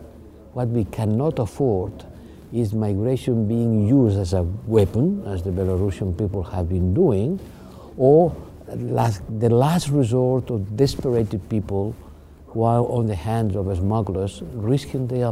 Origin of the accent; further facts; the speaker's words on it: Spain; I'm coming from Spain.